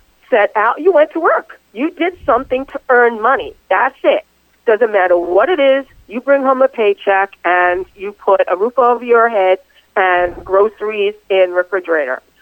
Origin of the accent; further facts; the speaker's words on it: New York City, New York, United States; also born or lived in Bronx, New York; I grew up in Astoria, Queens, and I lived there, for all of pretty much my entire childhood. I was really born in the Bronx, but we moved when I was three